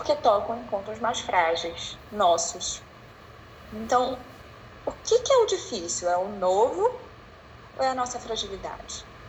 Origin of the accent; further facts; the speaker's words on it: Belém, Pará, Brazil; sou de Belém, tá? moro em Belém, inicialmente estou em Belém